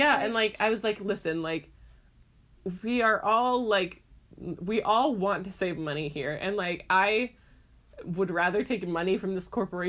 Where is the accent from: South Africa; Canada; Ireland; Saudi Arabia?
Ireland; I'm from Ireland.